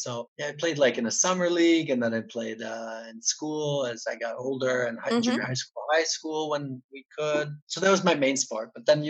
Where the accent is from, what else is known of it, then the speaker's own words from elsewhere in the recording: Buffalo, New York, United States; So, yeah, Buffalo, my hometown